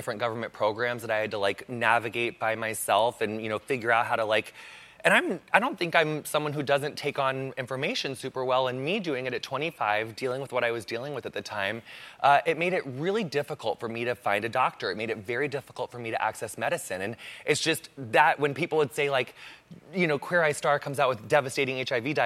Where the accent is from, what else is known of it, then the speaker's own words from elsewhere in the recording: Quincy, Illinois, United States; Quincy, Illinois